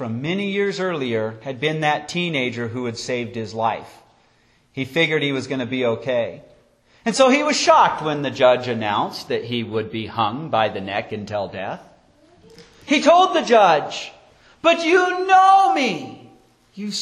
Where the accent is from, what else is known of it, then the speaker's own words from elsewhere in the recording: Wyoming, United States; growing up in Wyoming